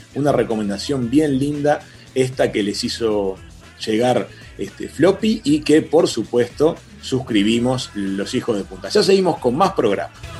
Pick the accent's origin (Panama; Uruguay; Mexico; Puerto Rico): Uruguay